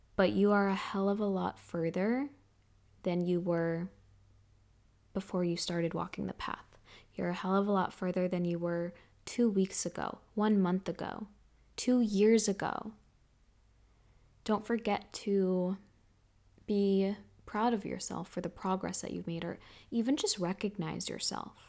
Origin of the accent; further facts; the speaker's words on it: Massachusetts, United States; moved away as an adult; also born or lived in Hawaii / Miami / Los Angeles / Bali; we're both in Massachusetts